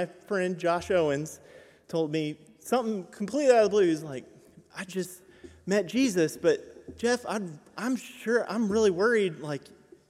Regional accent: Bangkok, Thailand; I grew up in Bangkok, Thailand, but my personal faith journey started when I was 7.

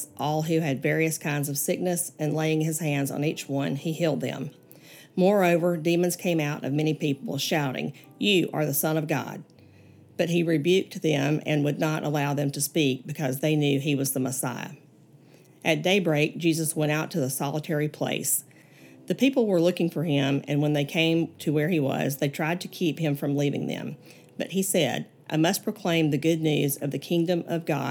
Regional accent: Gardendale, Alabama, United States; I grew up in Gardendale, Alabama, about 30 minutes north of here

